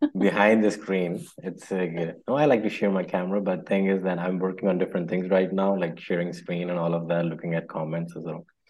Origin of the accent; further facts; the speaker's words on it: Lahore, Punjab, Pakistan; I'm from Pakistan, Lahore